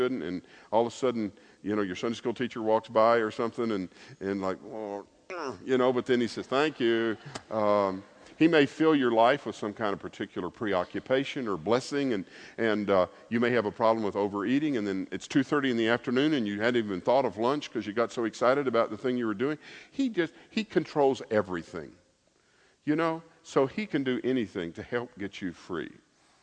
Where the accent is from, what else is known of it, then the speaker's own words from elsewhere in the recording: Lebanon, Tennessee, United States; I was born in Lebanon, Tennessee